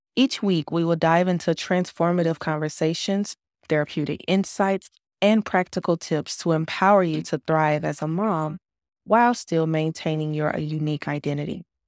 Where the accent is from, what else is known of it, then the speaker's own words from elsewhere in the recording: United States; moved away as an adult; now in Kuwait; We are an American expat family